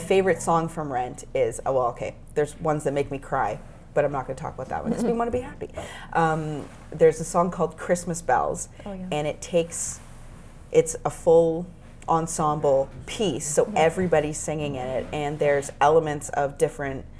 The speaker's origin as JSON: {"language": "English", "town": "Markham", "region": "Ontario", "country": "Canada", "tie": "born or raised there", "said": "I grew up in Markham"}